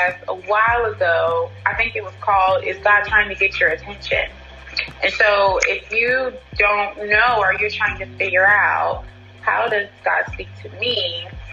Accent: North Carolina, United States; I'm from North Carolina

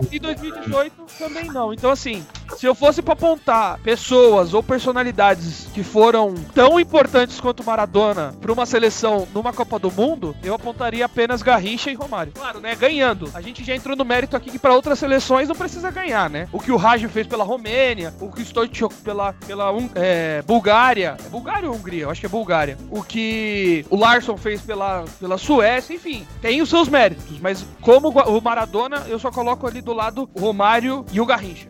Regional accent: Brazil; nós aqui que somos brasileiros

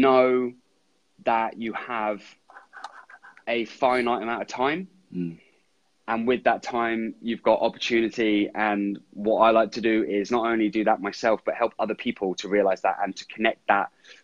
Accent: Andover, South East England, United Kingdom; also born or lived in New Zealand; I was born and raised in my hometown, Andover in Hampshire.

